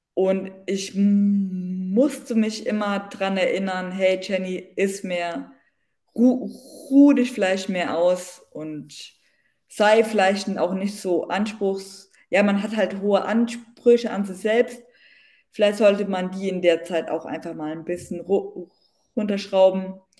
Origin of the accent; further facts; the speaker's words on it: Bensheim, Hesse, Germany; ich komme aus dem, aus dem Südhessen, aus so einer kleinen Stadt, aus B B B Bernsheim, ist aus der Nähe von Darmstadt, zwischen Darmstadt und Heidelberg.